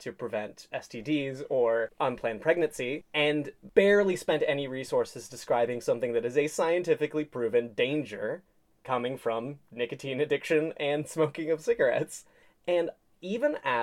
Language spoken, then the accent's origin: English; Texas, United States; moved away; I grew up in Texas. I moved there in 2006 when I was 7 years old